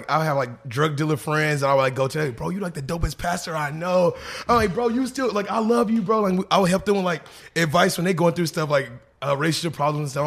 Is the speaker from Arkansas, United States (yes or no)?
yes; Little Rock, Arkansas, United States; now in Los Angeles, United States; I'm from Arkansas